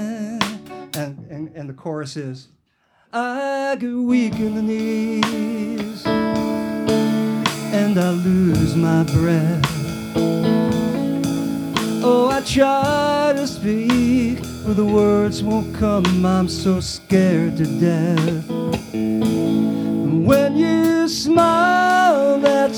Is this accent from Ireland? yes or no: no; New York City, New York, United States; I grew up in Washington Heights